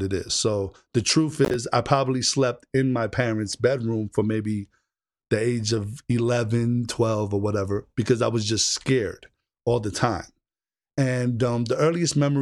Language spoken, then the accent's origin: English; New York City, New York, United States; moved away; also born or lived in Orlando, Florida; I was born and raised in the Bronx, but I spent a lot of time in Orlando, Florida. So I'm kind of like in between the two